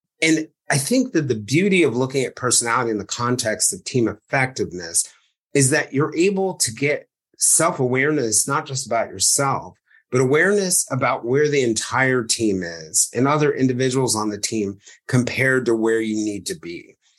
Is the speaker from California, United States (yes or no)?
no; New York City, New York, United States; because you grew up in West Virginia and I grew up in New York City